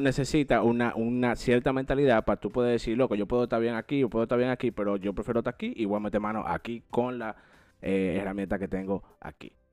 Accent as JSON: {"language": "Spanish", "country": "Dominican Republic", "moved": "yes", "lives_now": "United States", "said": "nosotros los cuatro. somos dominicanos."}